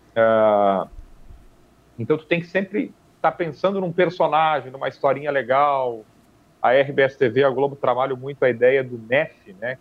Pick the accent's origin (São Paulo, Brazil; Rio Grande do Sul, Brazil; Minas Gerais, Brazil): Rio Grande do Sul, Brazil; Taquaruçu do Sul; moved away; also born or lived in Frederico Westphalen; eu eu sou natural de Frederico Westphalen, criado em Taquaruçu do Sul, município vizinho a Frederico